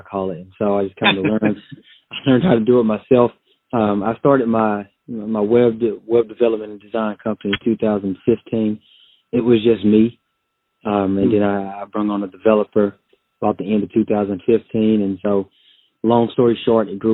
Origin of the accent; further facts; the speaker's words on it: Texas, United States; I'm from Texas, a country boy from Texas, currently living in the Austin, Texas area.